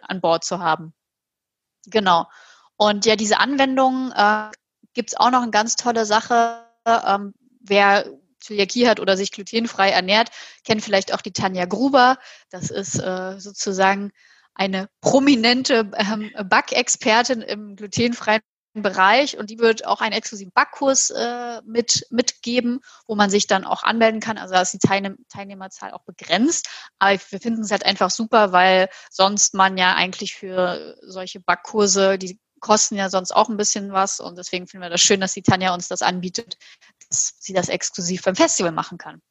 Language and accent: German; Halle, Saxony-Anhalt, Germany; now in Hamburg, Germany; Aus meiner Heimatstadt Halle